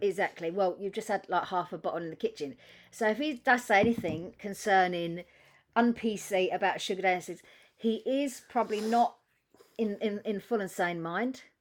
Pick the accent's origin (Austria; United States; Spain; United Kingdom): United Kingdom